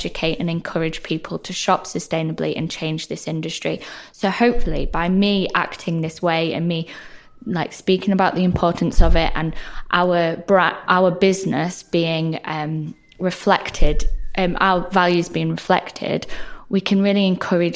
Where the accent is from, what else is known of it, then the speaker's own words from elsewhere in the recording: the north of England, United Kingdom; accent: northern; I'm a northerner, which you can probably tell by my accent